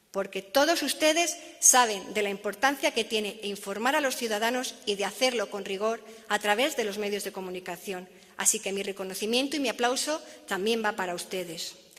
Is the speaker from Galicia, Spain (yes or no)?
no; Pedrajas de San Esteban, Castile and León, Spain; moved away as an adult; also born or lived in Madrid; con 18 años hiciera las maletas, dejase atrás mi pueblo, Pedrajas de San Esteban, y me marchase a estudiar a Madrid